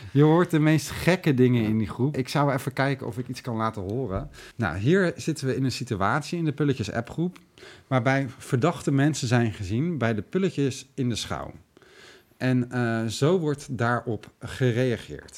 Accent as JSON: {"language": "Dutch", "town": "Lelystad", "region": "Flevoland", "country": "Netherlands", "said": "wij uit Lelystad komen"}